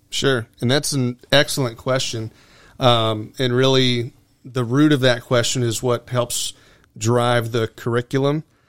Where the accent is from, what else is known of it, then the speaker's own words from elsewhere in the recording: Venice, Florida, United States; I grew up in Venice, Florida, Sarasota County.